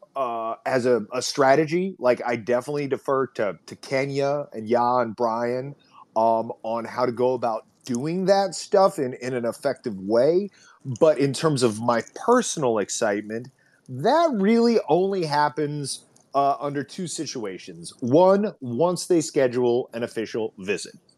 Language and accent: English; Indiana, United States; now in Los Angeles, United States; us being from there